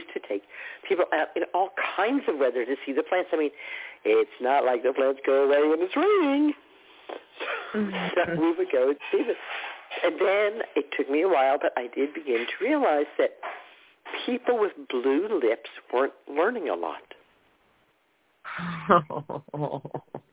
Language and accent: English; New York, United States; we're from New York